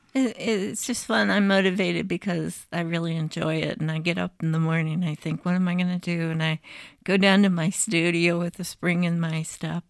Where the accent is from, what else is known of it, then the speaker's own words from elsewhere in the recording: Bettendorf, Iowa, United States; this is my hometown. I'm a graduate of Bettendorf High School